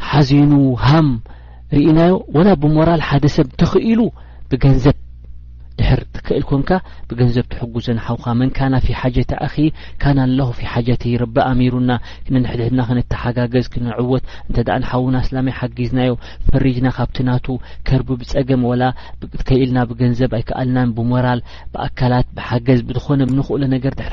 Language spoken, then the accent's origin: Tigrinya; Eritrea; moved away; ንሕና ከም ኤርትራውያን